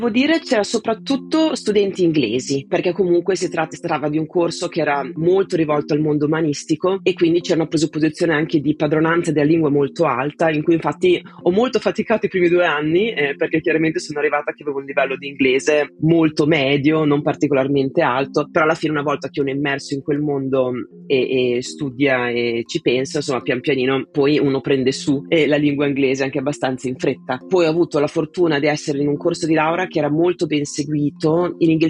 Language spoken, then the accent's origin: Italian; Italy; moved away as an adult; now in England; Io sono partita dall'Italia eh, che avevo appena compiuto 18 anni e subito dopo il liceo mi interessava studiare una materia che avesse a che fare con la filosofia ma anche con le scienze naturali